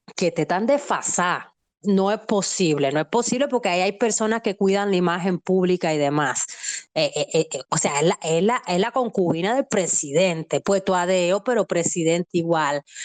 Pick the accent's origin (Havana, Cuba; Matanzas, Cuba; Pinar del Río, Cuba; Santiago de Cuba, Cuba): Santiago de Cuba, Cuba; yo vengo de Santiago de Cuba